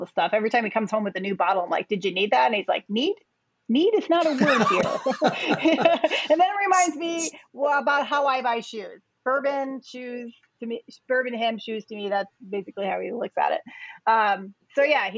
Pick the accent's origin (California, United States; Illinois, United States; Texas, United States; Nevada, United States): Illinois, United States; Chicago; I am a Chicagoan, not born, but raised here in Chicago